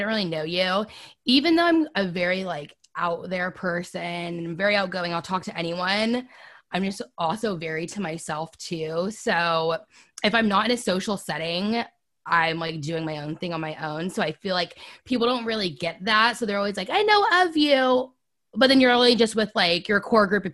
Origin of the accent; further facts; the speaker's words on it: Monterey, California, United States; also born or lived in San Jose, California; I'm from Monterey, California, moved to San Jose for school in 2014